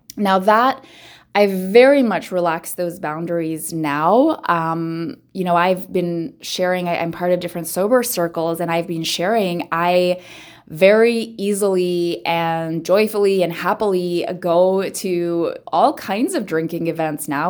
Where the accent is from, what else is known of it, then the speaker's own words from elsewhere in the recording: Philippines; I am born and raised in the Philippines, very family-centric, uh, culture